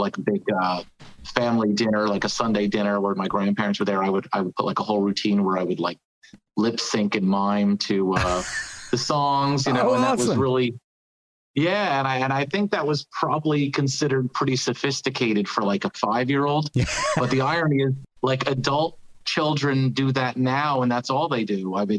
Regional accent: New Jersey, United States; I'm from New Jersey originally.

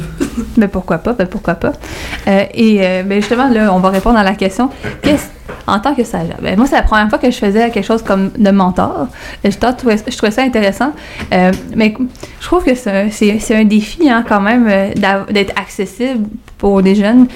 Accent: Montreal, Quebec, Canada; je viens de Verdun

